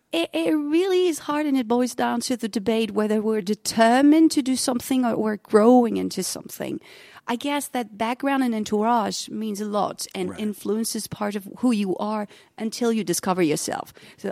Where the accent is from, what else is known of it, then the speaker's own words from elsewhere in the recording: Germany; also born or lived in France; And also me growing up partly in Germany, partly in France, I guess that languages were always a part of life.